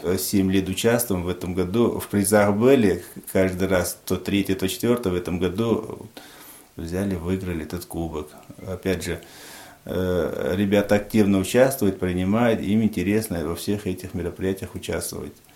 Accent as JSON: {"language": "Russian", "town": "Panj", "region": "Khatlon", "country": "Tajikistan", "tie": "born or raised there", "moved": "as an adult", "lives_now": "Apsheronsk, Russia", "said": "я родился в 1968 году, э, город Пянш, Таджикистан. Переехал в 1991 году в э, Краснодарский край, город Обширонск."}